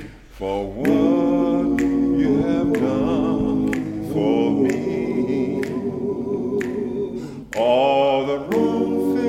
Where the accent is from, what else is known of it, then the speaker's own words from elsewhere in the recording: Mississippi, United States; now in Hampton, United States; I'm originally from Mississippi, but I've been here since 84 in Hampton, Virginia.